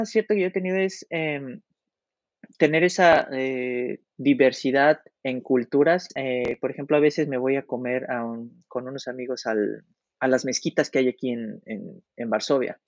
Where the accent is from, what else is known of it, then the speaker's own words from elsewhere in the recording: Mexico; moved away as an adult; now in Poland; nosotros como mexicanos lo llevamos en la sangre